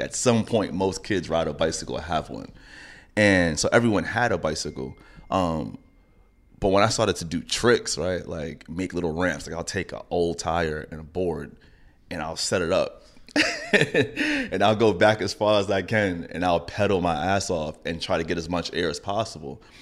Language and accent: English; New York City, New York, United States; I grew up in Laurelton